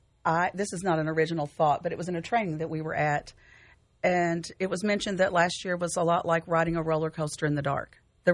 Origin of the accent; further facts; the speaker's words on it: Caneyville, Kentucky, United States; I'm from Caneyville originally.